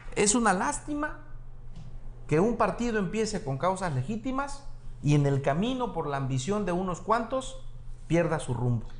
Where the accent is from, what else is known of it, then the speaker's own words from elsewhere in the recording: Acapulco, Guerrero, Mexico; also born or lived in Mexico City / Brazil / Houston; nosotros nacimos, nacimos en Acapulco, ¿sí? toda mi vida crecí en Acapulco